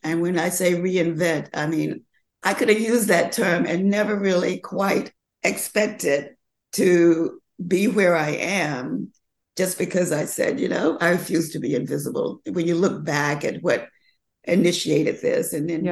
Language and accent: English; the South, United States; I grew up learning in the South about how you you do classic designs